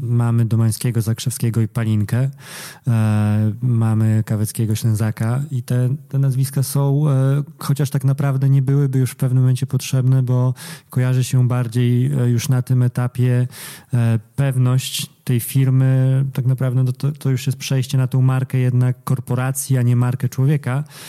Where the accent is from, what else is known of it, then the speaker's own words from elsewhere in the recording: eastern Poland, Poland; jesteśmy ze wschodu